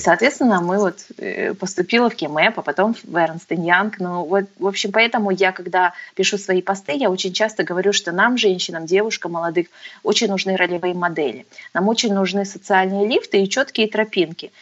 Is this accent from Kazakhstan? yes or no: yes; Alga, Aktobe Region, Kazakhstan; moved away as an adult; also born or lived in United States; я родилась, э, в Актюбе, с Актю-, в Актюбинске. Мгм. И прожила, в общем-то, до восемнадцати лет, до окончания школы, а, в городе Алги-, Алга